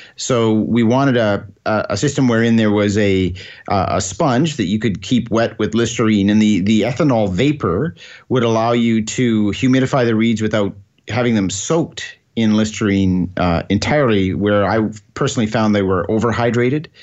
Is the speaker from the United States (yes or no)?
no; Scotland, United Kingdom; now in Alberta, Canada; Being, being Scottish